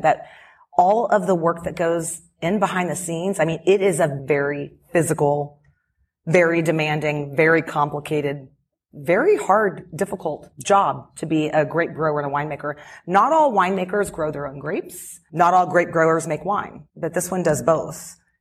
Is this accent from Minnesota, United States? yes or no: no; Houston, Texas, United States; moved away as an adult; also born or lived in Dallas; now in California, United States; I'm from Houston. I grew up here